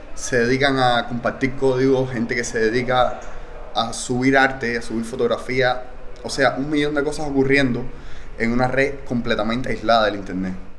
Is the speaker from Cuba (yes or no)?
yes; Cuba; soy cubano